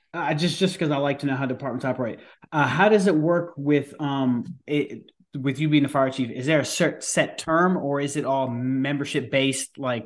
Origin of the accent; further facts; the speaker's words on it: Rockland County, New York, United States; I'm from Rockland County in New York.